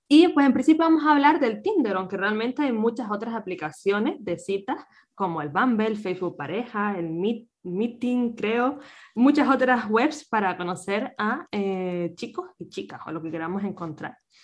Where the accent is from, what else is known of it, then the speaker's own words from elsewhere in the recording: Canary Islands, Spain; moved away as an adult; now in Vienna, Austria; nací en Canarias